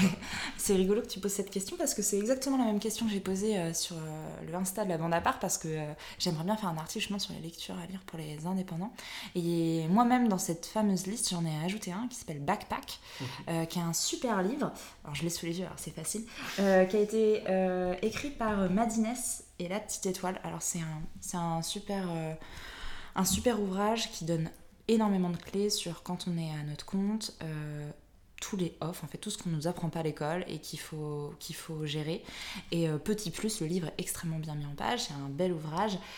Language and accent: French; Brittany, France; je suis bretonne